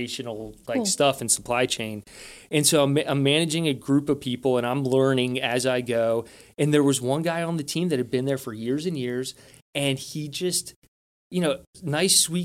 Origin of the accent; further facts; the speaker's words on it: United States; me being an American